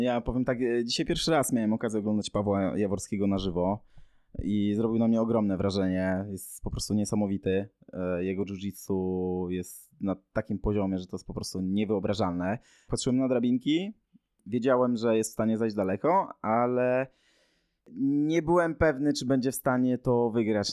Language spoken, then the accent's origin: Polish; southern Poland, Poland; my jesteśmy z południa Polski